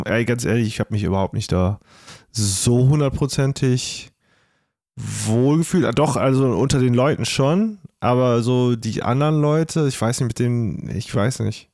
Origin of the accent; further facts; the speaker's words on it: Trier, Rhineland-Palatinate, Germany; ich komme aus Trier.